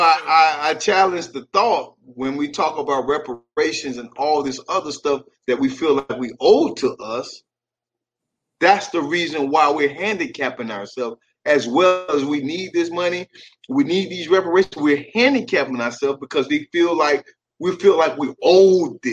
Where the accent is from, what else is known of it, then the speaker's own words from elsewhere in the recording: United States; us as American, black Americans